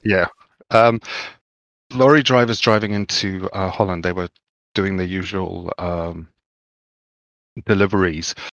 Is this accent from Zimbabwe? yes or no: yes; Zimbabwe; I grew up in Zimbabwe